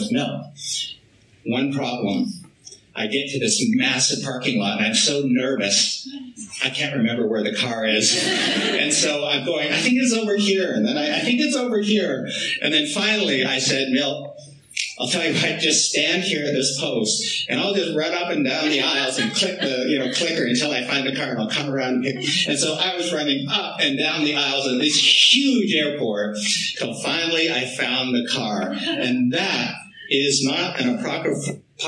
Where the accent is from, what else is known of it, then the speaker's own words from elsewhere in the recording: Vancouver Island, British Columbia, Canada; I'm from Vancouver Island, you know, a French Métis boy